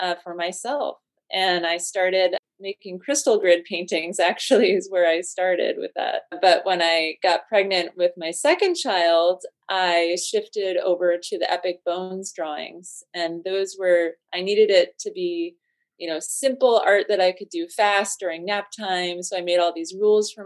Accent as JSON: {"language": "English", "region": "Connecticut", "country": "United States", "tie": "born or raised there", "said": "I grew up in Connecticut"}